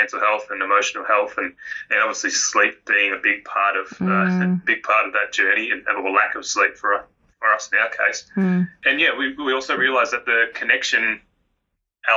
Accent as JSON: {"language": "English", "town": "Melbourne", "region": "Victoria", "country": "Australia", "tie": "born or raised there", "also_born_or_lived": "Queensland", "moved": "yes", "lives_now": "Karratha, Australia", "said": "I grew up in Melbourne"}